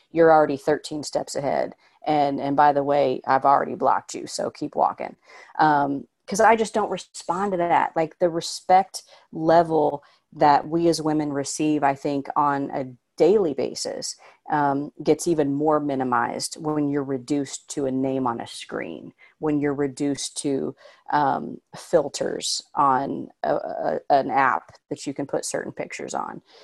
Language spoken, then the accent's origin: English; Indiana, United States; now in Los Angeles, United States; I'm from Indiana, but I genuinely thought when I moved to L